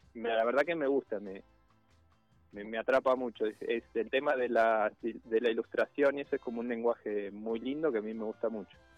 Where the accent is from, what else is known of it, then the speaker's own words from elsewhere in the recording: Santa Rosa, La Pampa, Argentina; moved away as an adult; now in Tandil, Argentina; De La Pampa, sí. Nacido allá y estoy acá desde... Siempre vine a Tandil eh, y desde chico y bueno, cuando terminé de estudiar